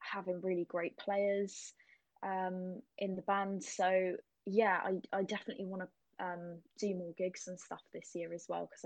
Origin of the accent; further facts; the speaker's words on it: Cornwall, South West England, United Kingdom; I'm from Cornwall